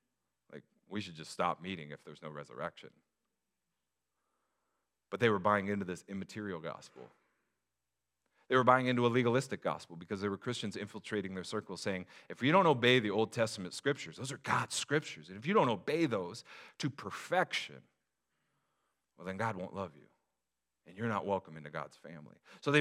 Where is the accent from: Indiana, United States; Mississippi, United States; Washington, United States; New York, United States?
Washington, United States; Des Moines; also born or lived in SeaTac; I grew up in the hood, everybody. Actually, it was like 10 minutes from SeaTac in the Des Moines retirement community.